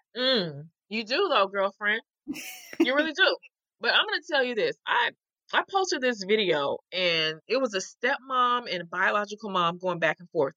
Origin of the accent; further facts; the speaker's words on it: the South, United States; I'm from the South